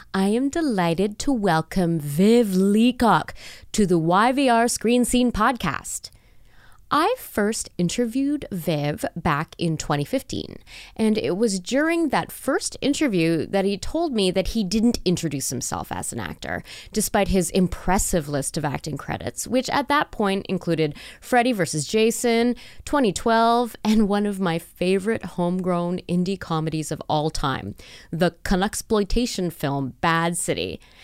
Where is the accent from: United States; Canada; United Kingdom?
Canada; growing up in Canada